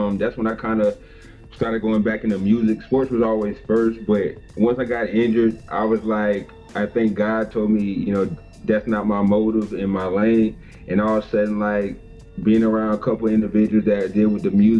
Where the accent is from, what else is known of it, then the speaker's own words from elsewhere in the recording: the South, United States; I'm from the South